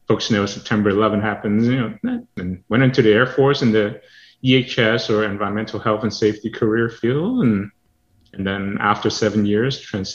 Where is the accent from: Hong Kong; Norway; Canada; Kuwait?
Hong Kong; now in United States; So born and raised in Hong Kong and then moved over to the States.